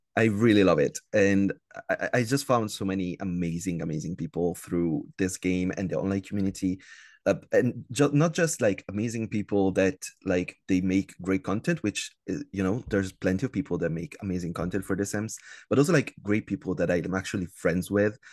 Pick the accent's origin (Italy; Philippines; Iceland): Italy; I'm from Italy, uh, born and raised in Italy, still living here